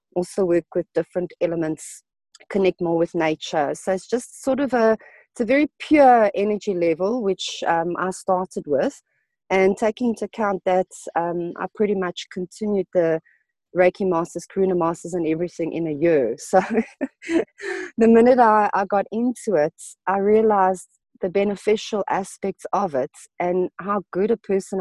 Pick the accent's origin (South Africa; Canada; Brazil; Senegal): South Africa; I'm Portuguese from origin. I was born in South Africa.